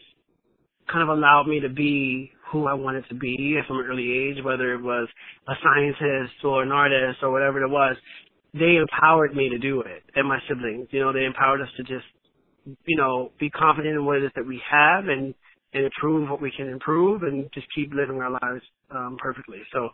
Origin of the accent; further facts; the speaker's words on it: New York City, New York, United States; growing up in the Bronx